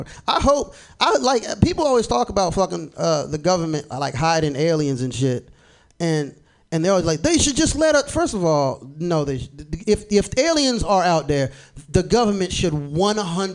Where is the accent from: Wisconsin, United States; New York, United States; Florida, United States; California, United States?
Florida, United States; I'm from Florida